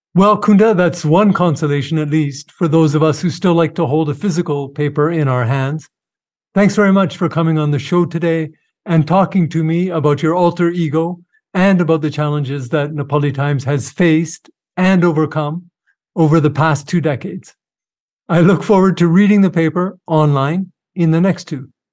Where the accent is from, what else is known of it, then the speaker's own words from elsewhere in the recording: Canada; I'm from Canada